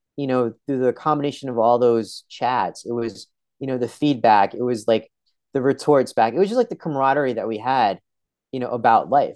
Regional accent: Edison, New Jersey, United States; I was born in Edison, New Jersey

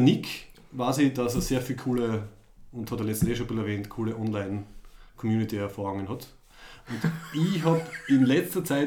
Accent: Graz, Styria, Austria; Wir sind aus Graz in Österreich

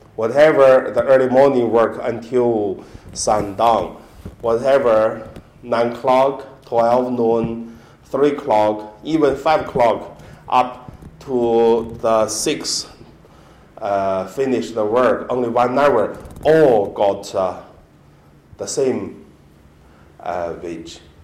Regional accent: Hebei, China; English is a second language; moved away; my hometown in Hebei province

